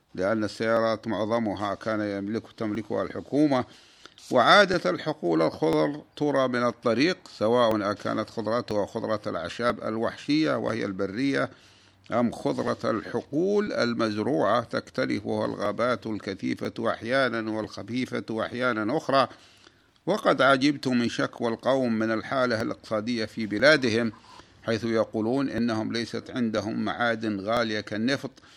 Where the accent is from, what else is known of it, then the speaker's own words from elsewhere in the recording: Saudi Arabia; بلادنا المملكة العربية السعودية